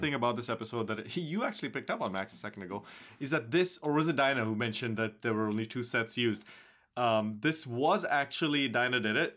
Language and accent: English; Mumbai, Maharashtra, India; moved away; despite it being my hometown, I have gone there and lived, stayed